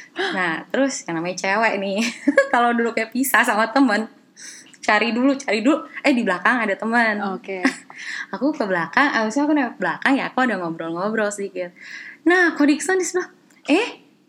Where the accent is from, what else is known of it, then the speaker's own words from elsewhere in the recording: Jakarta, Indonesia; moved away as an adult; also born or lived in Taichung, Taiwan; now in Taiwan; aku dari Jakarta